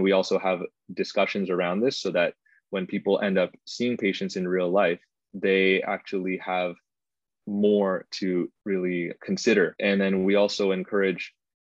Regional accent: Toronto, Ontario, Canada; I grew up in Scarborough

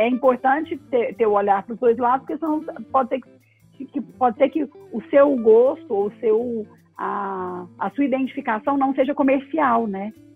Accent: Goiânia, Goiás, Brazil; moved away as an adult; also born or lived in São Paulo / Rio de Janeiro; now in Goiânia, Brazil; eu nasci em Goiânia, minha família é de Goiânia, e até os meus 21 anos eu fiquei em Goiânia.

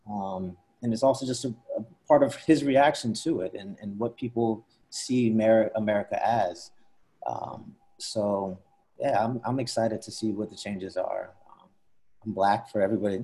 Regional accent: Princeton, New Jersey, United States; now in New York City, United States; grew up outside of Princeton, New Jersey

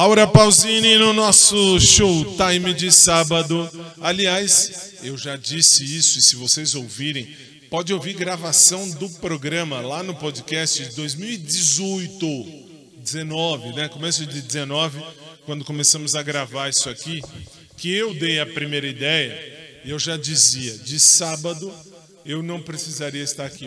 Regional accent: Brazil; eu estou no Brasil, eu sou brasileiro

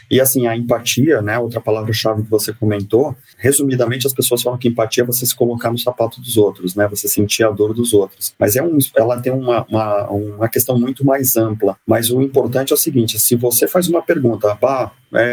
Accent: Santos, São Paulo, Brazil; eu sou nascido e criado em Santos, tenho muito orgulho de ser nascido e criado em Santos.

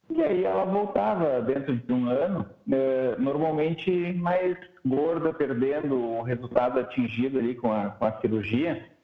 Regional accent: Santa Cruz do Sul, Rio Grande do Sul, Brazil; also born or lived in Pelotas / Porto Alegre; eu sou natural aqui do Rio Grande do Sul, na cidade de Santa Cruz, e fiz medicina na faculdade em Pelotas.

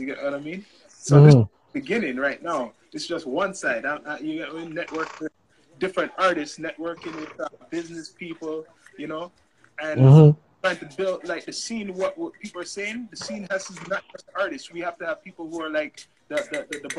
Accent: Canada; I was that guy from Canada

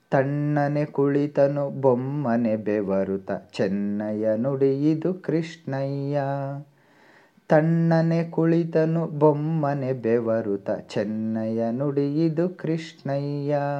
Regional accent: Tumakuru, Karnataka, India; ಊರು ತುಮಕೂರು

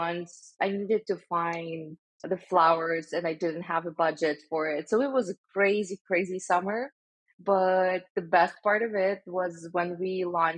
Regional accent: Stavropol, Stavropol Krai, Russia; moved away as an adult; also born or lived in St. Petersburg, Russia; now in United States; I was born in Stavropol. This is a small city in the Russian North Caucasus region

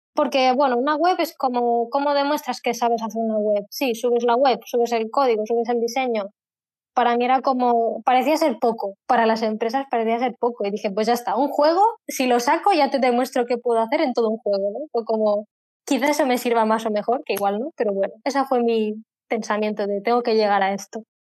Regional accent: Spain; soy de España

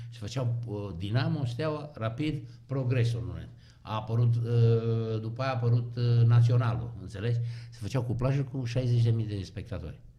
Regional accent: Hunedoara, Hunedoara County, Romania; ce eveniment pentru noi care am venit din Hunedoara

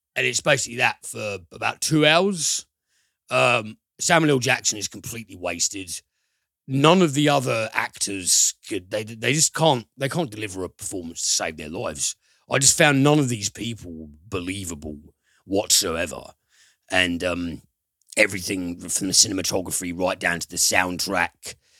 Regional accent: United Kingdom; we're British

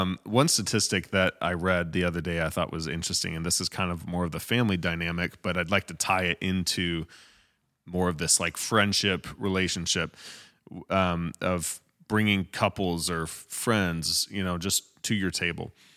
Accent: Michigan, United States; moved away as an adult; also born or lived in Utah; when we moved to Michigan, um, we came from U, we, well, I grew up here, but we moved from Utah to Michigan

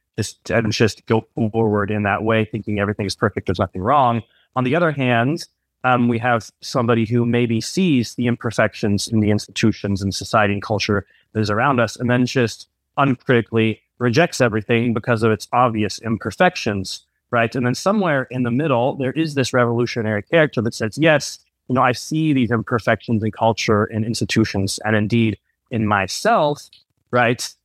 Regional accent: United States; moved away as an adult; I'm Swiss American. I, uh, grew up in the U S, but I spent fifteen years abroad

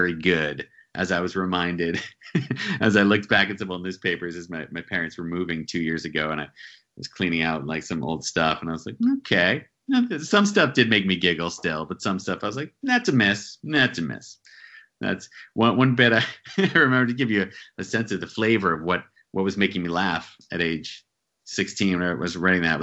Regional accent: central New Jersey, United States; now in New York City, United States; Grew up in New Jersey, central New Jersey, about an hour from New York City

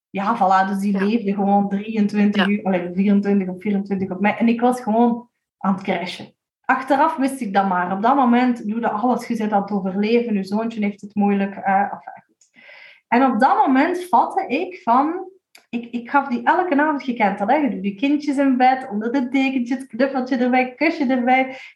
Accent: Limburg, Belgium; We zijn Limburgers.

